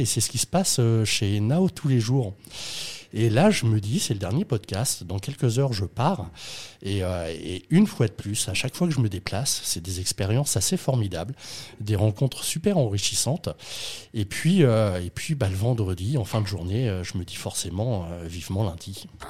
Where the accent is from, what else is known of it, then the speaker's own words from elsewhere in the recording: Rouen, Normandy, France; quand tu es normand, que tu viens de Rouen